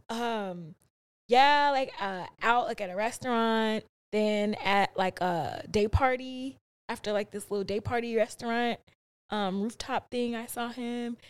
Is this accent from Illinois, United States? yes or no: yes; Chicago, Illinois, United States; I grew up in the South Side of Chicago